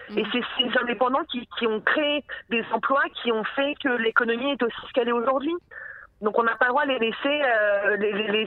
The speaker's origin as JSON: {"language": "French", "country": "France", "said": "comme je suis une française et que je suis droite"}